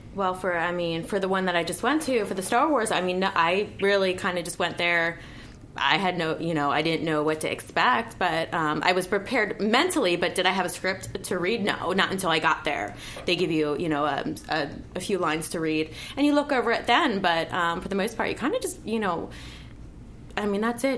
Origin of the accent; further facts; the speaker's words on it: East Coast, United States; moved away; I'm from the East Coast